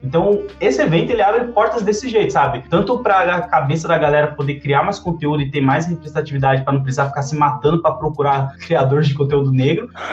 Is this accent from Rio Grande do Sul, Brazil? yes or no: no; São Paulo, Brazil; eu sou lá da favela da cidade Tiradentes, sou lá da cidade Tiradentes